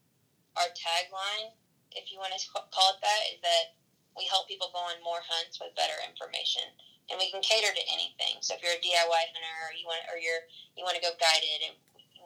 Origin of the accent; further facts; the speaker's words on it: Texas, United States; Growing up in Texas